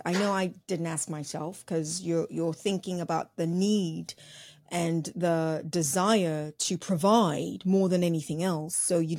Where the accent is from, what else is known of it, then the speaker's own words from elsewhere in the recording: Nigeria; I'm Nigerian. My name gives that away totally.